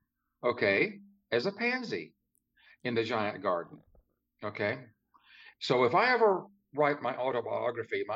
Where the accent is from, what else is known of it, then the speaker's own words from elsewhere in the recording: Shreveport, Louisiana, United States; I grew up in Louisiana, Northwest Louisiana